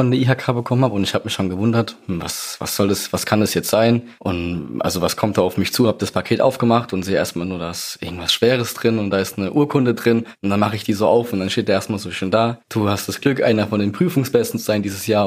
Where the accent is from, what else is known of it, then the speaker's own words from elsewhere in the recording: Mannheim, Baden-Württemberg, Germany; Ich bin 22 Jahre alt. Ich komme aus Mannheim.